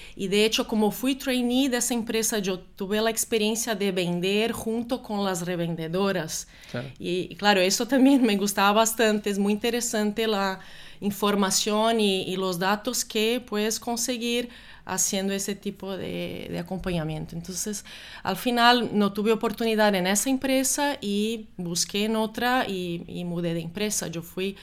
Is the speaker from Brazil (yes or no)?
yes; Brazil; moved away as an adult; also born or lived in Germany / Italy; now in Spain; yo soy brasileña